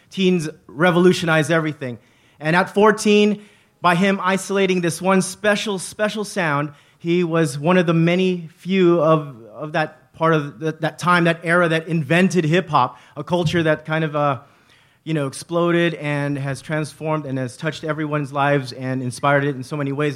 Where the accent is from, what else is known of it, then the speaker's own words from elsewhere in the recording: Bay Area, California, United States; We are from the Bay Area. We are raised here.